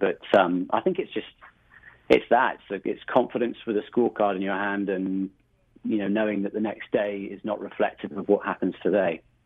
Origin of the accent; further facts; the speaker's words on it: rural England, United Kingdom; moved away as an adult; now in United States; I originally originally grew up just outside of London, about an hour away, in a small rural part of England